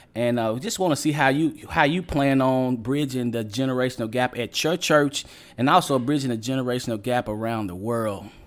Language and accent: English; Western Kentucky, United States; my hometown down in Western Kentucky